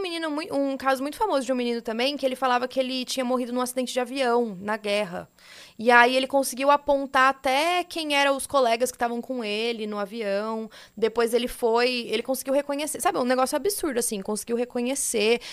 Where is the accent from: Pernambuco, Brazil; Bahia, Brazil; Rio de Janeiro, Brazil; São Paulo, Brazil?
São Paulo, Brazil; interior of; eu sou do interior daqui de São Paulo